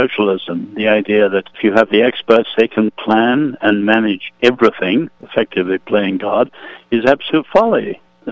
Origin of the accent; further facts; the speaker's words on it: England, United Kingdom; I'm an Englishman, I'm not American